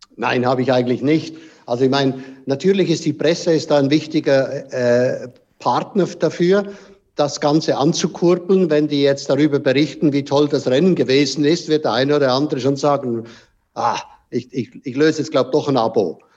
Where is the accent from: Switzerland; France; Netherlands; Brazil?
Switzerland; bei uns in der Schweiz